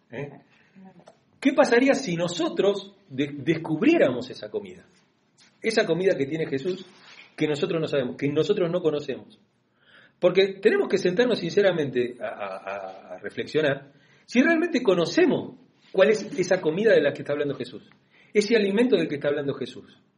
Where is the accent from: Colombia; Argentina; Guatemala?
Argentina; nosotros somos, más argentinos